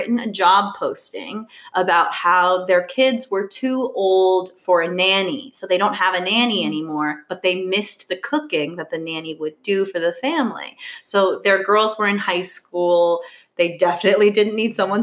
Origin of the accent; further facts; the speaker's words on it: Bethesda, Maryland, United States; moved away as an adult; also born or lived in Washington, D.C.; now in New York City, United States; I was born in Washington, D.C. Mm-hmm. I grew up in Bethesda, Maryland